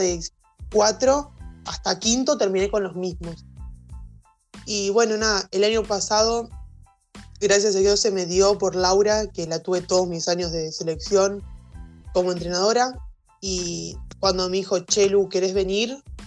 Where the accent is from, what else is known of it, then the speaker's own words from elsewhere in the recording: Lehmann, Santa Fe, Argentina; soy de un pueblito de Santa Fe.